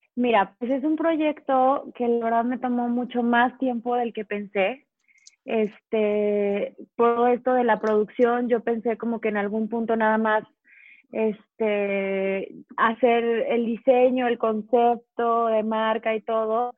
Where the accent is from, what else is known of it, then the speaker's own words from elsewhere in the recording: León, Guanajuato, Mexico; yo soy de León, Guanajuato, entonces aquí el calzado es la cuna del calzado.